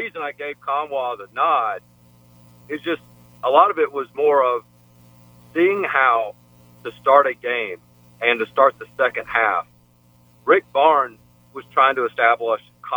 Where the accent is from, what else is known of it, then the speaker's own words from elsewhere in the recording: Memphis, Tennessee, United States; growing up in Memphis